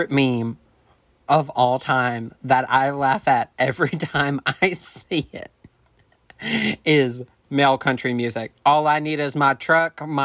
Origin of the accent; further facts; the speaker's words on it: Tennessee, United States; I'm from Tennessee.